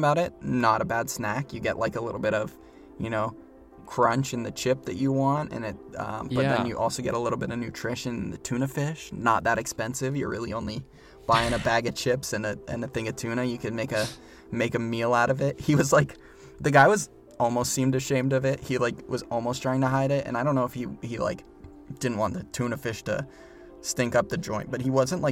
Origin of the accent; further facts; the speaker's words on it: Pennsylvania, United States; also born or lived in Colorado; now in New York, United States; I'm from Pennsylvania